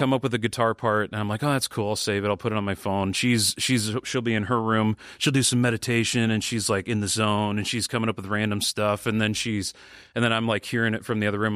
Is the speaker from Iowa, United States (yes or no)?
yes; Sioux City, Iowa, United States; we both grew up in Sioux City